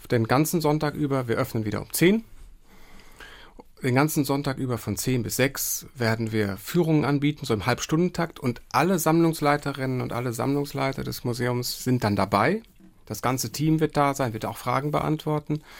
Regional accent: Bochum, North Rhine-Westphalia, Germany; ich bin ja in Bochum aufgewachsen, also in einer Region, die eine gewisse Verwandtschaft mit dem Saarland hat.

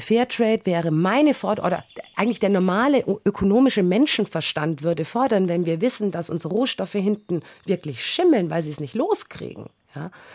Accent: Bavaria, Germany; bei uns in Bayern

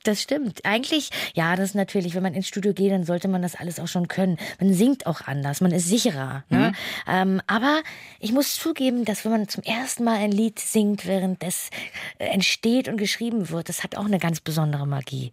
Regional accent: Hamburg, Germany; für mich als Hamburgerin

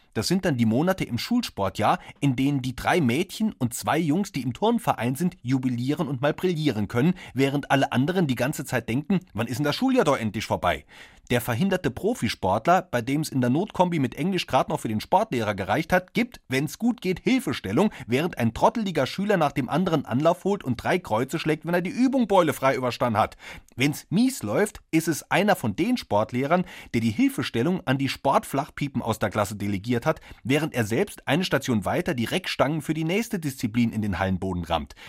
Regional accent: Saarland, Germany; Wir sind beide Saarländer.

